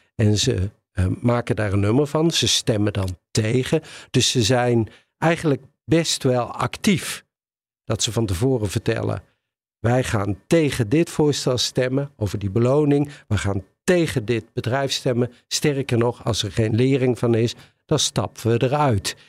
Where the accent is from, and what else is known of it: Netherlands